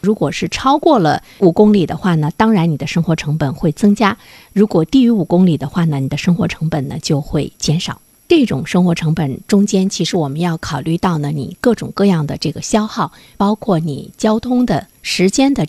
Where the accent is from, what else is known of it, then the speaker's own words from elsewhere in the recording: Dalian, Liaoning, China; 对于我们大连人来说，我们的心理焦虑的程度，在全国来说是不是排在前列？